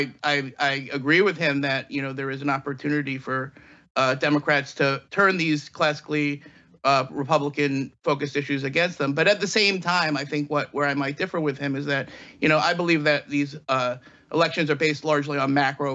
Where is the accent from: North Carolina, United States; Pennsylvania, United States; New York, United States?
Pennsylvania, United States; my home state of Pennsylvania